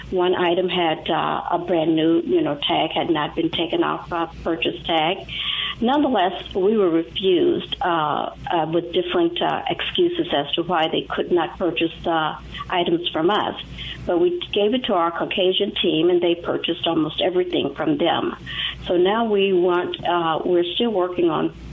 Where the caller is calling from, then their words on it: Indianapolis, Indiana, United States; Hi, I'm from Indianapolis, Indiana